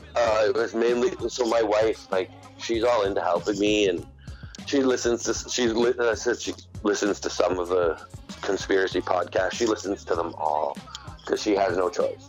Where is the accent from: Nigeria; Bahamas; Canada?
Canada; I'm an Indian. You know, I'm part of the Indian. Like I have to deal with Indian affairs and Indian Act of Canada